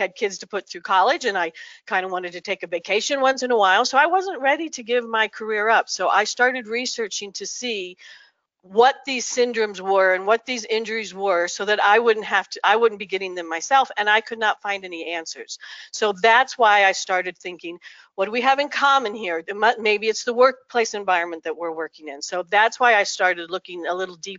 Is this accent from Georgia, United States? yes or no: no; New Mexico, United States; I'm from New Mexico